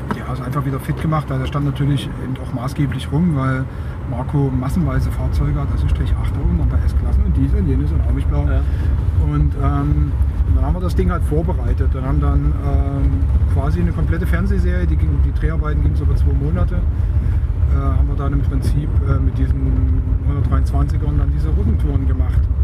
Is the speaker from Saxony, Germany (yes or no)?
yes; Leipzig, Saxony, Germany; moved away; Ich bin dann in Leipzig aufgewachsen, eben zwischen 1972 und 1981